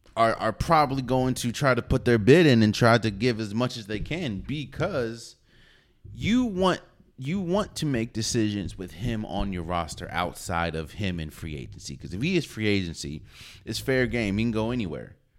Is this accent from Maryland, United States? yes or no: yes; Maryland, United States; I'm from the D M V, so I'm from Maryland